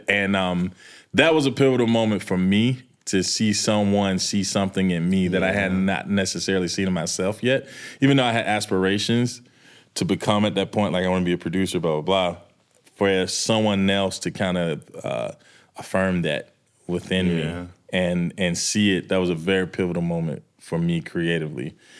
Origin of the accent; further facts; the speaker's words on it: Manchester, Georgia, United States; moved away as an adult; also born or lived in the South / New York; I'm from Manchester